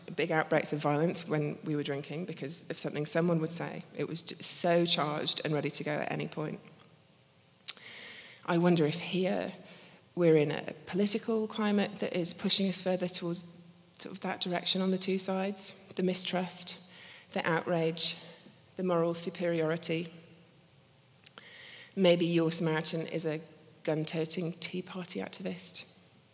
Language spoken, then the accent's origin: English; Scotland, United Kingdom; also born or lived in Belfast; I'm actually Scottish.